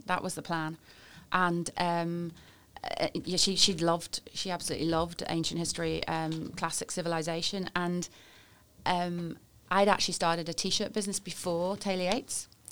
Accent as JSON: {"language": "English", "town": "Warrington", "region": "North West England", "country": "United Kingdom", "tie": "born or raised there", "also_born_or_lived": "London", "moved": "as an adult", "lives_now": "Northern Ireland", "said": "I'm originally from Warrington, which is um, near Manchester, I suppose, is what I usually say, but probably the place that most people pass on the M6, really, is sort of the way I think of it. Great place to, to grow up"}